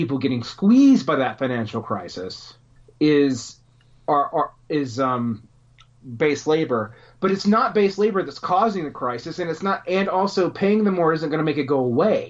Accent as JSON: {"language": "English", "region": "Georgia", "country": "United States", "tie": "born or raised there", "moved": "yes"}